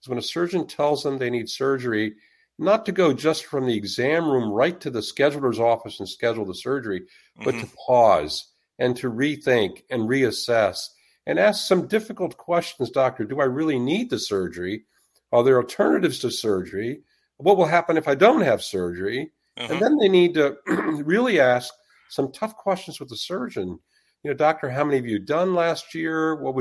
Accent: Washington, District of Columbia, United States; I grew up in the Washington, D.C. area

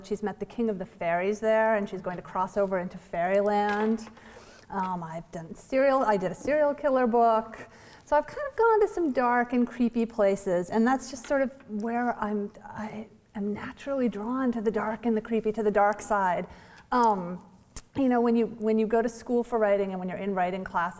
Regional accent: Vermont, United States; I know cold, I'm from Vermont

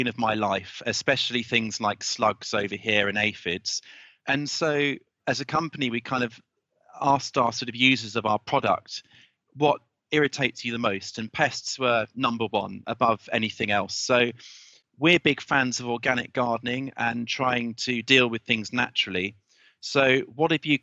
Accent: United Kingdom; I'm a Brit

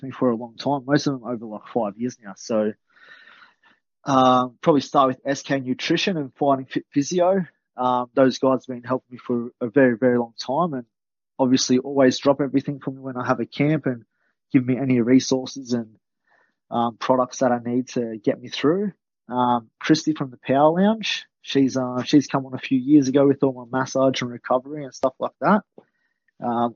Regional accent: Australia; I'm from Australia

